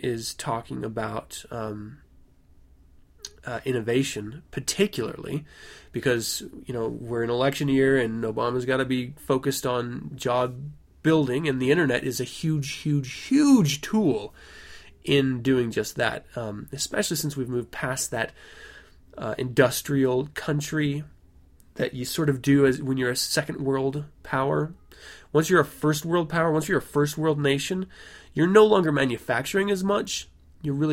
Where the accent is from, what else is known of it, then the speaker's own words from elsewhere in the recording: United States; as an American citizen